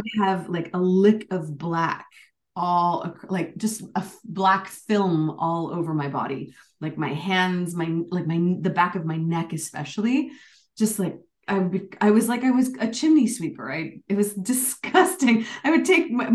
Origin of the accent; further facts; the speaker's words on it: Canada; moved away as an adult; also born or lived in United Kingdom; I was North American, Canadian American, and South Asian